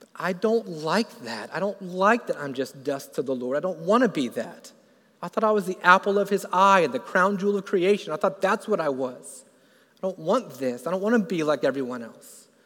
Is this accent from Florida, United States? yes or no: yes; Florida, United States; I grew up in Florida